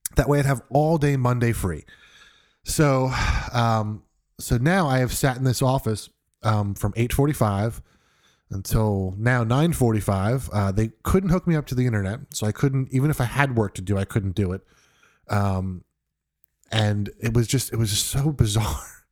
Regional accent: New York, United States; moved away; I'm originally from New York

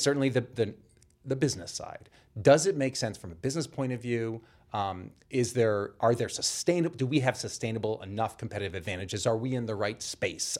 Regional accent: Boston, Massachusetts, United States; I'm from the Boston area originally

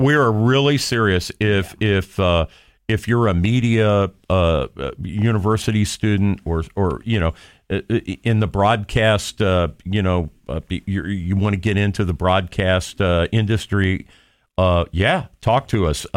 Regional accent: Johnstown, Ohio, United States; I'm from Johnstown, which is at the intersection of two state routes, 37 and 62

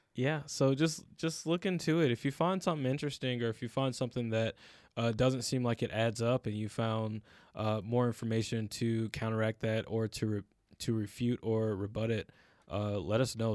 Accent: United States; as Black people in America

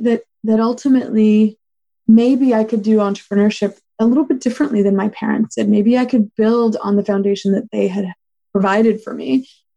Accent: Los Angeles, California, United States; I grew up in Los Angeles with immigrant parents

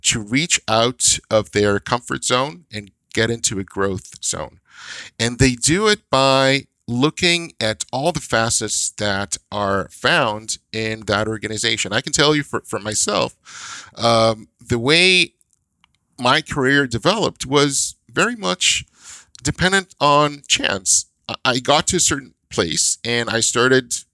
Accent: Israel; moved away as an adult; now in North America; I grew up in Israel. And in Israel, when I started grade one, we had a class. And that same class stayed until grade eight.

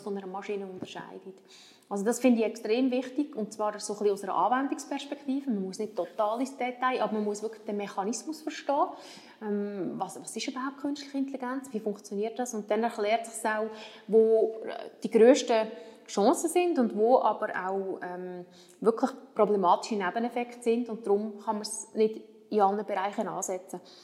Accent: Switzerland; wir als Schweizer

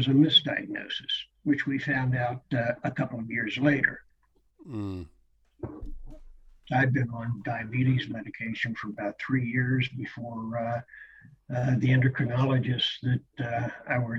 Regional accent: Tampa, Florida, United States; moved away as an adult; also born or lived in Philadelphia, Pennsylvania; I'm a Florida native. I was born in Tampa, which is where I live at the present. I went away to college up in the Northeast, actually in the mid-Atlantic states.

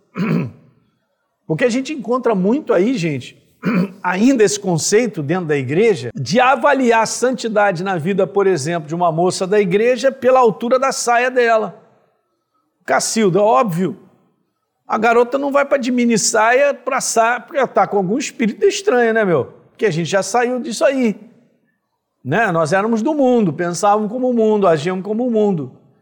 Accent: Brazil; sou brasileiro e tenho paixão por ser brasileiro

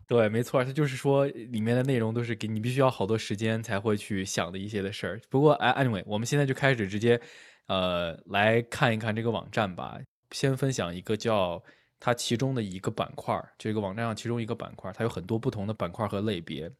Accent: China; now in United States; 我作为一个中国人，我到了美国来之后

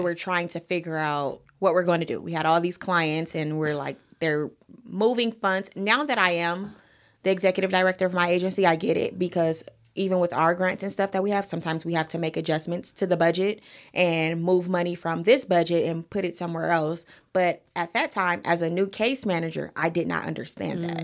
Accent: Los Angeles, California, United States; I'm born and raised in South L A, I am a Crenshaw district baby

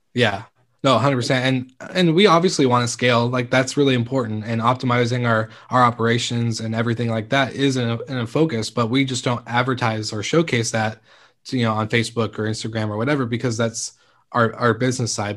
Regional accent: Stanwood, Washington, United States; it's actually my hometown. It's Kameno Island, um, and it's Stanwood

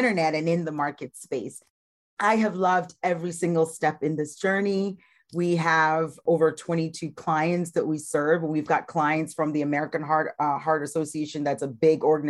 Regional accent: Ghana; moved away as an adult; also born or lived in Iowa, United States; now in United States; I was born and raised in Ghana, West Africa, and I migrated

